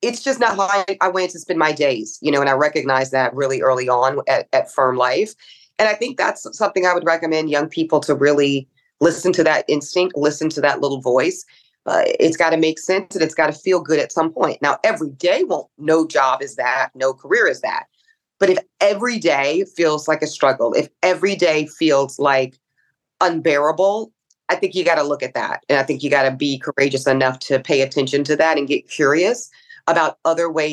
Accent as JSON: {"language": "English", "region": "the American South", "country": "United States", "tie": "born or raised there", "said": "a Black woman growing up in the American South"}